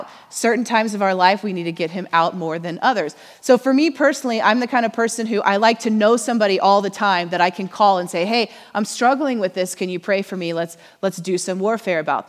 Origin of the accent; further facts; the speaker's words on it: Missouri, United States; now in Oklahoma, United States; we're from Missouri